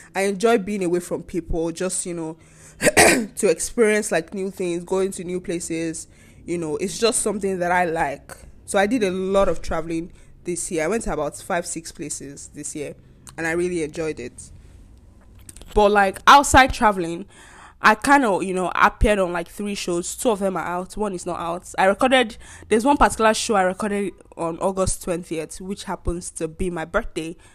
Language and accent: English; Nigeria; moved away; As a Nigerian living abroad